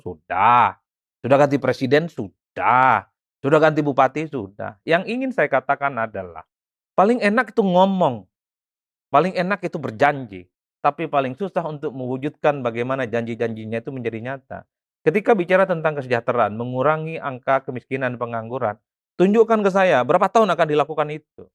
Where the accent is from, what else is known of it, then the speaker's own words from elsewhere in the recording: Madura, East Java, Indonesia; moved away as an adult; now in Jakarta, Indonesia; di kampung saya orang Madura